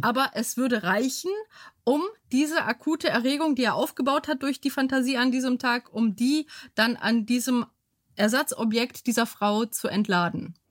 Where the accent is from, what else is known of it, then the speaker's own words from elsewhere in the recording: Bottrop, North Rhine-Westphalia, Germany; also born or lived in Bytom, Upper Silesia, Poland; Und wir sind dann in Bottrop gelandet